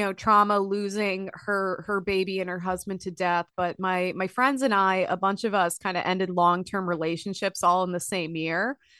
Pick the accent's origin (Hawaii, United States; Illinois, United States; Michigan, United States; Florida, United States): Illinois, United States; now in Minnesota, United States; growing up in Illinois